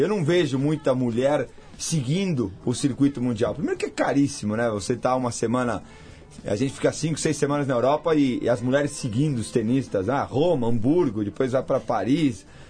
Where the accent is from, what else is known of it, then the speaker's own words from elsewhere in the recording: Argentina; now in Brazil; eu sou um brasileiro que nasci na Argentina, educado por família argentina